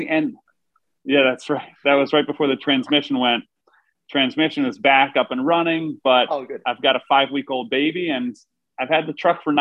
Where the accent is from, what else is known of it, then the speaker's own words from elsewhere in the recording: Richmond, Virginia, United States; moved away as an adult; now in New York, United States; born and raised in Richmond, Virginia, and been in New York